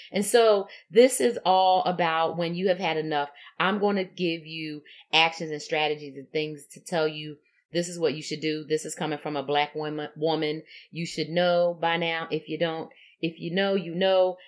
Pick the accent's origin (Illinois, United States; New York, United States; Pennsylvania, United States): Pennsylvania, United States; Philadelphia; I grew up in Philadelphia in a segregated community